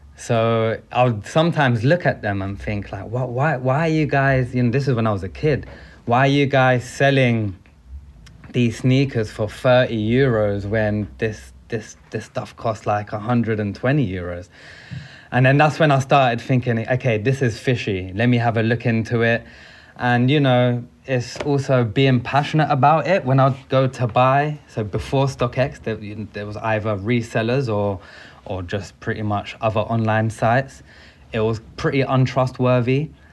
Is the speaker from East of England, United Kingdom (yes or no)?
no; London, United Kingdom; Being a Londoner